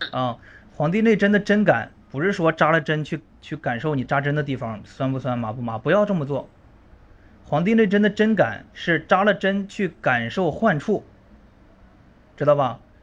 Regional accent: northern China, China; moved away; 也是从北方嗯。，北方出生，然后来南方读书

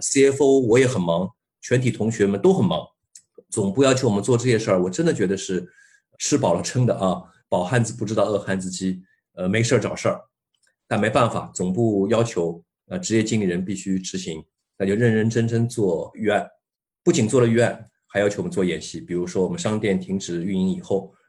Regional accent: China; 我们中国人以前老人也说过一句话

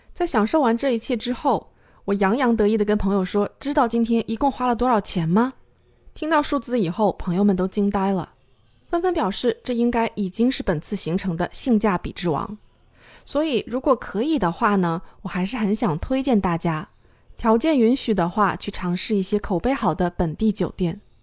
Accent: China; 我是中国人

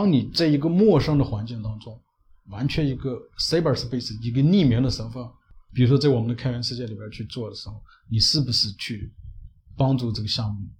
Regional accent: China; 我们中国人追求这种

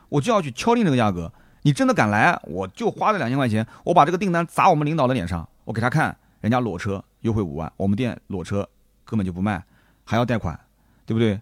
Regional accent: Nanjing, Jiangsu, China; 我们南京的几个小老弟

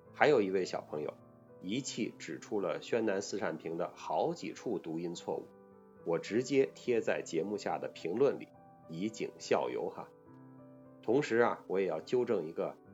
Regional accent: China; 我们中国人

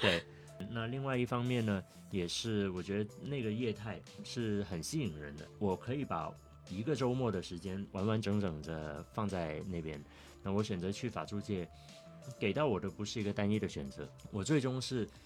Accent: Guangzhou, Guangdong, China; moved away as an adult; also born or lived in Shanghai; 我也是一个广州人嗯。嗯。呃，从小在广州一直生活到大学毕业

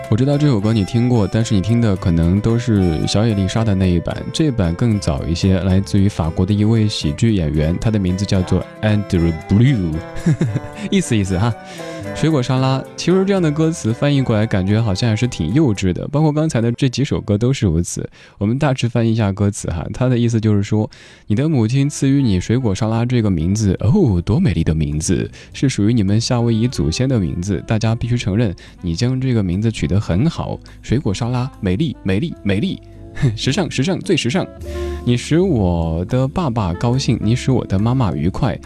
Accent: Chengdu, Sichuan, China; 因为我成都人，成都话当中的瓜就是傻的意思

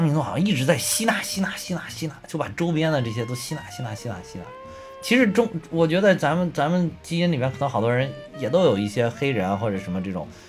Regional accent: China; 我们中国人

